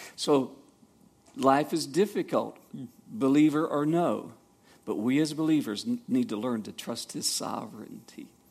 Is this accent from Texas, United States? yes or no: no; Savannah, Georgia, United States; I grew up in Savannah, Georgia